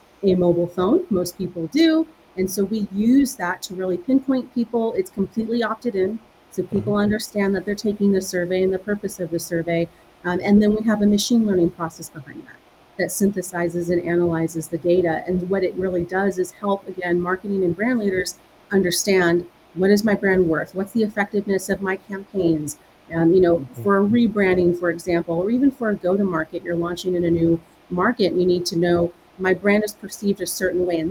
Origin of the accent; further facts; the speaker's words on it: United States; moved away as an adult; now in Europe; I'm actually originally from the States, being over here in Europe